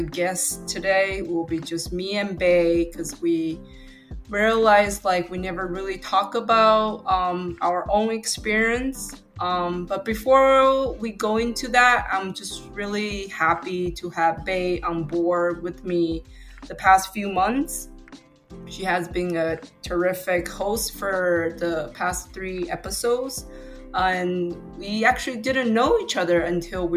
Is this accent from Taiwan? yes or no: yes; Taiwan; first language Mandarin; English is a second language; moved away as an adult; now in United States; I was born and raised in Taiwan until I was 18.